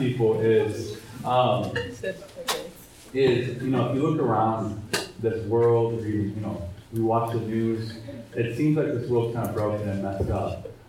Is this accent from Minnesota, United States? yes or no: yes; Minnesota, United States; I'm also from Minnesota.